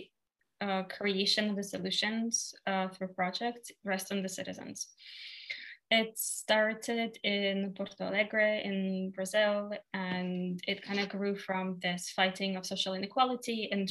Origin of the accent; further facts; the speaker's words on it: Russia; I'm from Russia